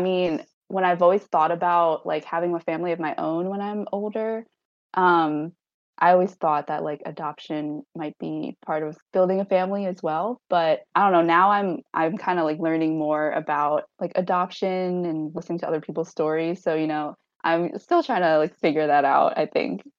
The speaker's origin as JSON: {"language": "English", "area": "Long Island", "region": "New York", "country": "United States", "tie": "born or raised there", "also_born_or_lived": "Hangzhou, China", "said": "Now I live on Long Island where I grew up"}